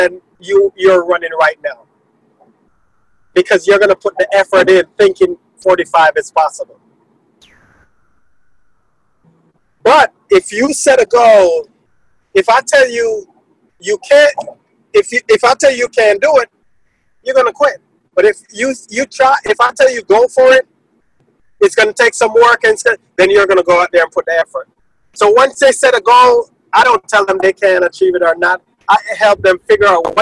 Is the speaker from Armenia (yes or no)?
no; Jamaica; moved away; I'm from Jamaica